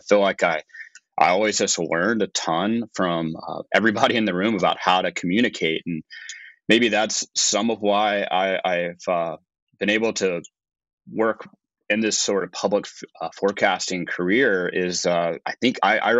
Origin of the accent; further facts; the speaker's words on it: Birmingham, Alabama, United States; moved away; I'm originally from Birmingham, Alabama. I did not grow up in the snow.